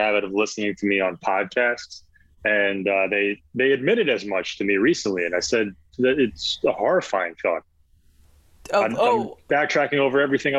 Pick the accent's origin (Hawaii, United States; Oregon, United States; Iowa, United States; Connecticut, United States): Connecticut, United States; Newtown; born or raised there; also born or lived in Long Island, New York